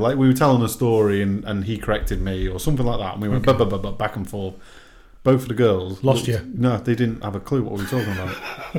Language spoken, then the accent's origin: English; North West England, United Kingdom; accent: northern, a bit of Manc, a bit of Scouse; I've got my northern kind of accent. I don't, a bit of Manc, a bit of. Sometimes a bit of Scouse.